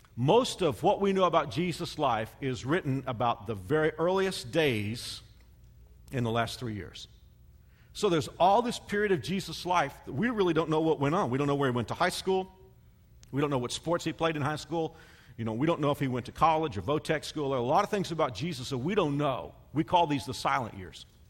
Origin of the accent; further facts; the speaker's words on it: the South, United States; I'm from the South, so you know I'm from where people call everybody honey and darling